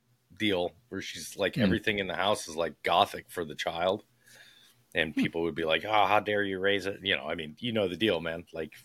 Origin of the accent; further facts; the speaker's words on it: Ireland; No. No, I'm Irish.